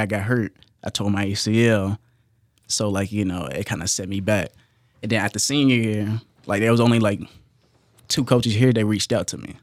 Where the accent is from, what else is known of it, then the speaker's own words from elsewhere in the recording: Hopkinsville, Kentucky, United States; I'm from Hopkinsville, Kentucky